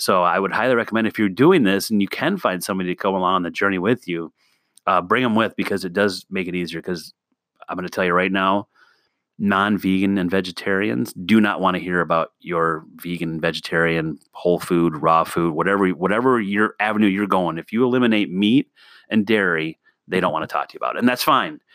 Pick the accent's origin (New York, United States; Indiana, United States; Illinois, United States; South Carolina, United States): Illinois, United States; the Midwest, Northwest; I grew up in the Midwest. I'm in a small town in Northwest Illinois, I'm literally 10 minutes from Wisconsin